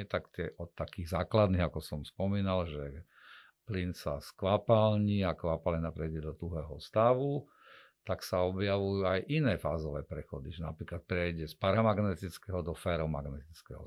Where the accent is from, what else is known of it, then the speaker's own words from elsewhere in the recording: Košice, Košice Region, Slovakia; som Košičan